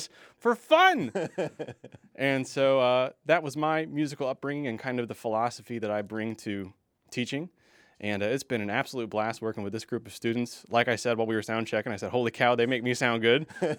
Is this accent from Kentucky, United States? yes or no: yes; Louisville, Kentucky, United States; moved away as an adult; also born or lived in Denton, Texas; I was born and raised in Louisville, Kentucky